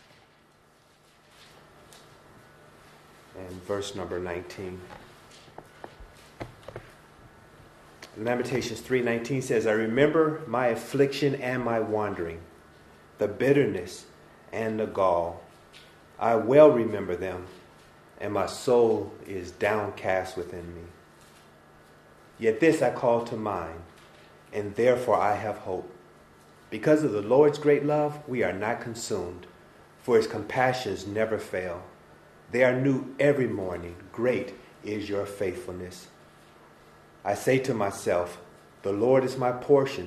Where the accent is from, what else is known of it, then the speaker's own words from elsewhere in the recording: Chicago, Illinois, United States; moved away as an adult; I'm originally from Chicago in the USA, and have lived here now, God willing, on the 24th of this month. It'll make 16 years that we came